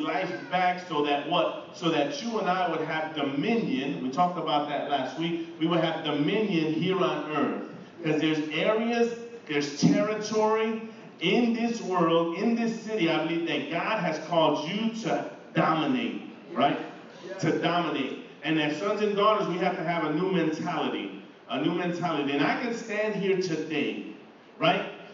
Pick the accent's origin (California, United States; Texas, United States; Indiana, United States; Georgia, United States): Indiana, United States; East Chicago; moved away as an adult; now in Philadelphia, United States; I've been in Philly for about 22 years, grew up in East Chicago.